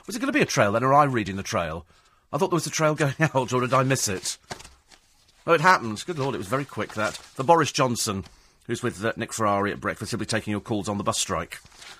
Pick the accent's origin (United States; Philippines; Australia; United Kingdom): United Kingdom; we all managed to get through because we're British. We work in London.